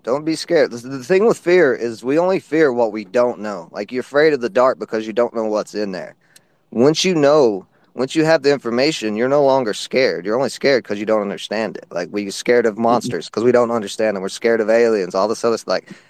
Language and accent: English; Tennessee, United States; also born or lived in Atlanta / Wisconsin / Florida; I've lived, just because I'm from Tennessee, I've lived in Atlanta. I've lived in Wisconsin. I've lived in Florida.